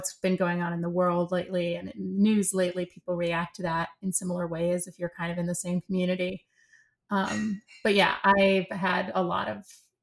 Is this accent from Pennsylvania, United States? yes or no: yes; Philadelphia, Pennsylvania, United States; moved away as an adult; also born or lived in Santa Fe / Switzerland / Germany; now in New York, United States; we came back to the States and I grew up, you know, my childhood was sort of outside of Philadelphia in the suburbs of Philly